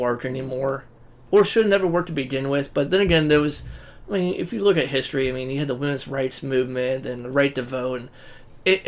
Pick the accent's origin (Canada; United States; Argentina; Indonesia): United States; We're American